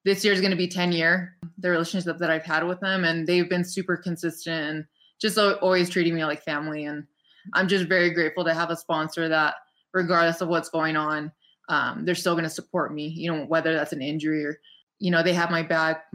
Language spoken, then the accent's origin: English; Rancho Cucamonga, California, United States; moved away as an adult; now in Big Bear Lake, United States; my hometown of Ranch Cucamonga